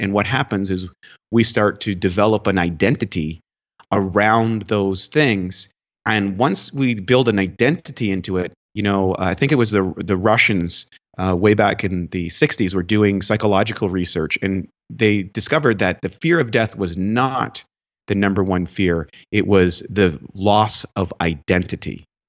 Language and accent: English; Northern Canada, Canada; also born or lived in New Brunswick; I grew up in Canada, in northern Canada